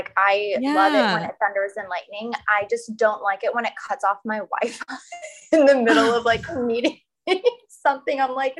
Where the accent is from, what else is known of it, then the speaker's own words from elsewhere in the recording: Florida, United States; I just grew up in Florida